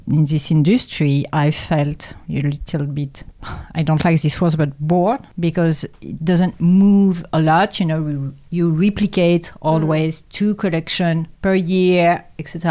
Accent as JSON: {"language": "English", "area": "Champagne", "region": "Grand Est", "country": "France", "tie": "born or raised there", "second_language": "English", "moved": "yes", "lives_now": "Paris, France", "said": "I'm born in France, in Champagne."}